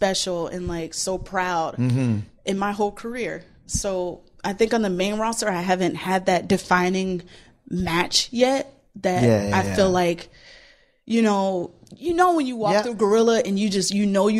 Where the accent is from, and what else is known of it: Orlando, Florida, United States; born or raised there